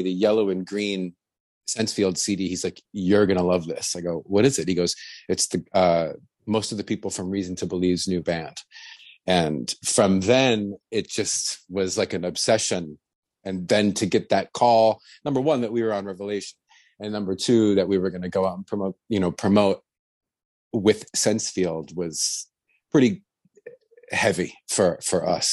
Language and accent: English; Buffalo, New York, United States; the people I grew up with in Buffalo